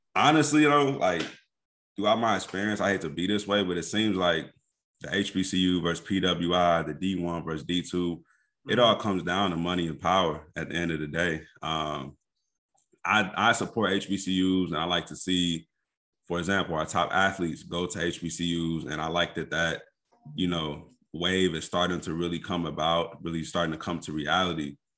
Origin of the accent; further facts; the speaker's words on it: Kankakee, Illinois, United States; moved away as an adult; also born or lived in Indianapolis, Indiana; now in Chicago suburbs, United States; I was born and raised in Kankakee